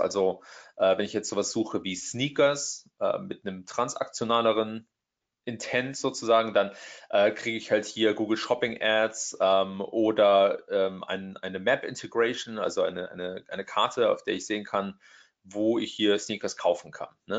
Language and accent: German; Trier, Rhineland-Palatinate, Germany; moved away as an adult; also born or lived in Hamburg, Germany; now in Silicon Valley, United States; ich bin aus Deutschland ursprünglich, ähm, aus der Ecke Trier